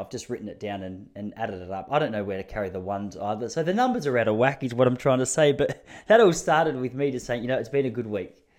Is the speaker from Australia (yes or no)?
yes; Traralgon, Victoria, Australia; I'm from Traralgon. Please understand, that's country of Victoria.